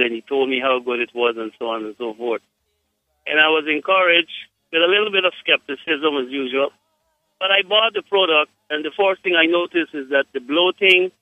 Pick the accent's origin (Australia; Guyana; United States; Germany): Guyana; I am from Guyana, but I have, my wife is from Jamaica.